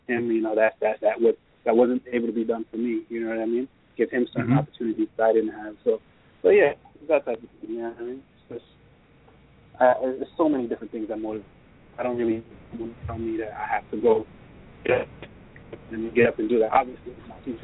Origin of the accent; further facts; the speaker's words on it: Jamaica; moved away; growing up in Jamaica, I didn't really have a dad.